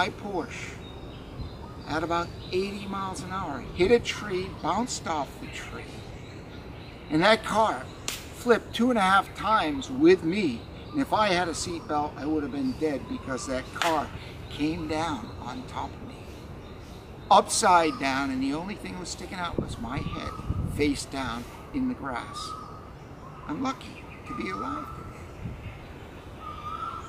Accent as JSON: {"language": "English", "town": "Manchester-by-the-Sea", "region": "Massachusetts", "country": "United States", "tie": "born or raised there", "said": "going to the pier every day in my hometown, Manchester by the Sea"}